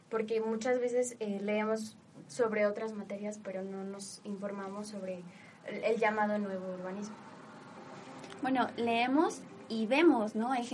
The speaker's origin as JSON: {"language": "Spanish", "town": "Pachuca", "region": "Hidalgo", "country": "Mexico", "tie": "born or raised there", "said": "eh, soy originaria de aquí de Pachuca, tengo 21 años."}